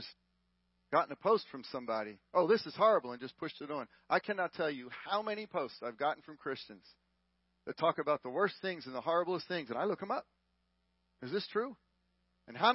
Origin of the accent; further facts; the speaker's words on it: Texas, United States; We're from Texas